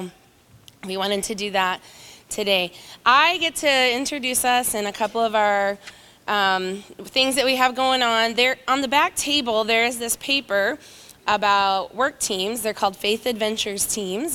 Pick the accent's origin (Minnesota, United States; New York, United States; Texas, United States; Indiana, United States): Indiana, United States; moved away as an adult; now in Cochabamba, Bolivia; We're originally from Indiana, the very northeast corner. James and I went to high school together